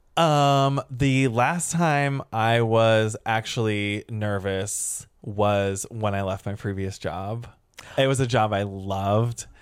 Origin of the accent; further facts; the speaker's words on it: St. Louis, Missouri, United States; moved away as an adult; also born or lived in Chicago; now in Los Angeles, United States; I'm from the Midwest. I grew up in Saint Louis, Missouri